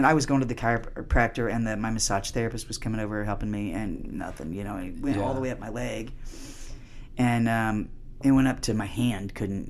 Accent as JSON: {"language": "English", "country": "Canada", "said": "I'm a Canadian."}